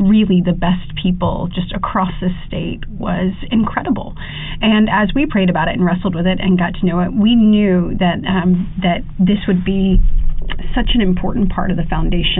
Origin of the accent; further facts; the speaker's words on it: Coffee County, Alabama, United States; I'm obviously from Coffee County